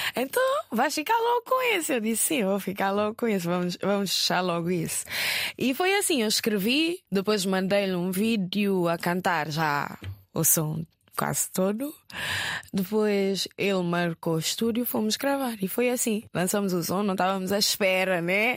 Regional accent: Guinea-Bissau; moved away as an adult; also born or lived in Fajara, Gambia; now in Lisbon, Portugal

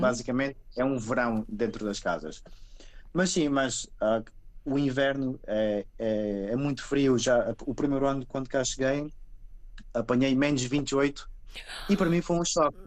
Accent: Portugal; first language Portuguese; moved away as an adult; now in Finland; eu falo português com, com os meus filhos

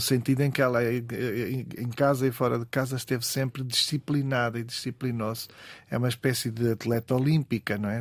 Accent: Vila do Conde, Norte, Portugal; also born or lived in Barcelos; venho de um canto do mundo, venho das Caxinas e, uhum. continuo nas Caxinas, na verdade, em Vila do Conde

